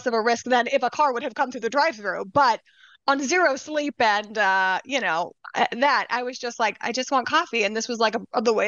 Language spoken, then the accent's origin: English; Louisiana, United States; now in Chicago, United States; I'm from Louisiana.